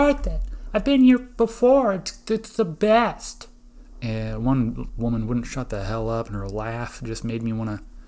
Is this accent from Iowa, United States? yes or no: yes; Iowa, United States; I'm from Iowa